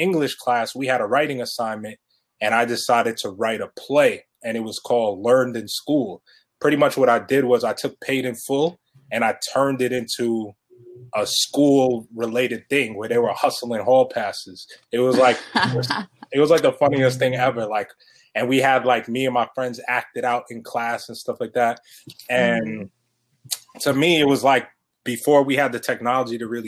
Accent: Elmont, New York, United States; I grew up in Elmont

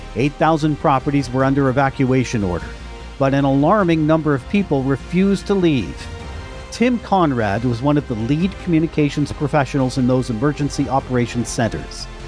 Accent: Canada; I am a Canadian

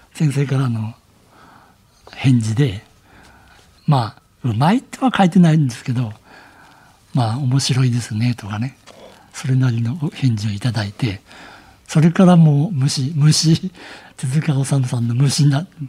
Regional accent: Aizuwakamatsu, Fukushima, Japan; moved away as an adult; now in Tokyo, Japan; 会津若松にいて、はい、もう仕事に就いてたんですよ

